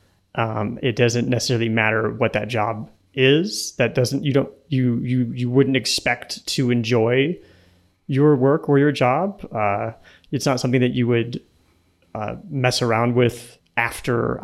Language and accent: English; Nebraska, United States; moved away as an adult; also born or lived in San Jose / San Francisco; now in Colombia; I grew up in Nebraska in the middle of the US